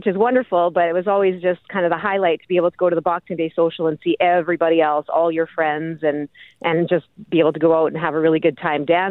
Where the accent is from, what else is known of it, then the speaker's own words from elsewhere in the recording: Ste. Rose du Lac, Manitoba, Canada; now in Winnipeg, Canada; I'm here in Winnipeg, but I'm calling about my hometown of St. Rose du Lac.